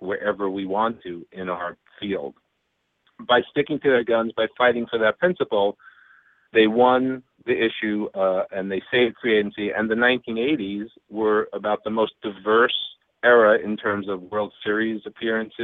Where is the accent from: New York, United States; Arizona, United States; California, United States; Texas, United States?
New York, United States; Long Island; also born or lived in Brooklyn, New York; now in Cooperstown, United States; I was born in Brooklyn, raised in Long Island